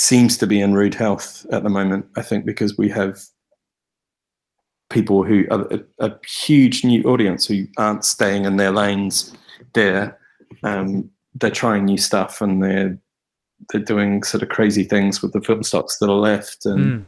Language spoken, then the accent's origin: English; New Zealand; now in United Kingdom; I grew up in New Zealand.